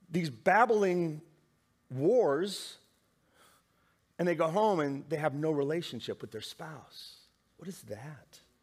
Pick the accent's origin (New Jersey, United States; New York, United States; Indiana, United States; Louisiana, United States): Indiana, United States; I love growing up in the Midwest in Indiana